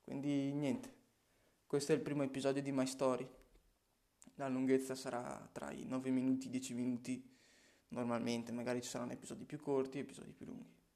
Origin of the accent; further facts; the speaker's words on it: Legnago, Veneto, Italy; Sono nato in una provincia di Verona, si chiama Legnago, paesino tranquillo, dove ho anche proseguito i miei studi superiori